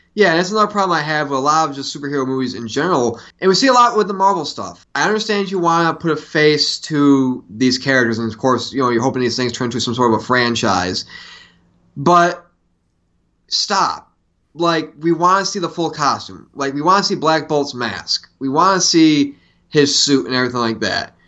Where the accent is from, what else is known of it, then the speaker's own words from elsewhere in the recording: Syracuse, New York, United States; when I was a kid growing up in Syracuse, New York